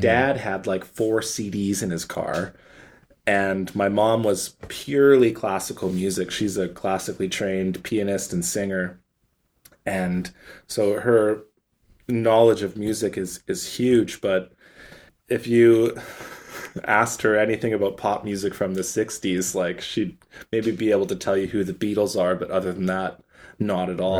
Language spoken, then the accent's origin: English; Calgary, Alberta, Canada; now in Vancouver, Canada; We grew up in Calgary together